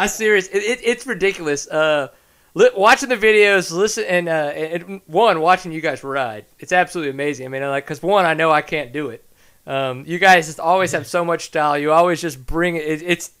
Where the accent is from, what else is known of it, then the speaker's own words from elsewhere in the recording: Texas, United States; I'm obviously a Texan.